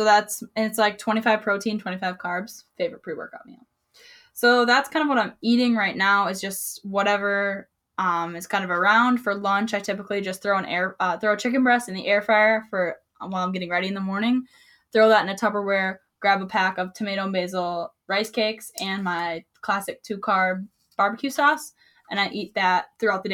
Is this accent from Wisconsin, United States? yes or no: yes; Wisconsin, United States; Can you tell I'm from Wisconsin?